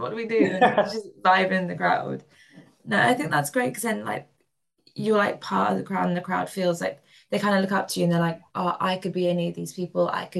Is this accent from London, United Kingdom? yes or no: no; Wales, United Kingdom; also born or lived in Suffolk; I mean, well, I'm originally from North Wales, but then like moved down to Suffolk.